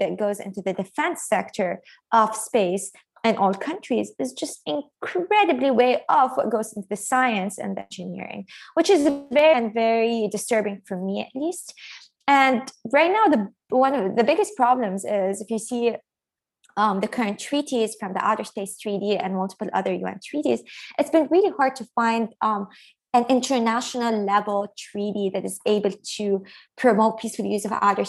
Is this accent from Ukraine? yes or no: no; Lebanon; moved away; growing up in Lebanon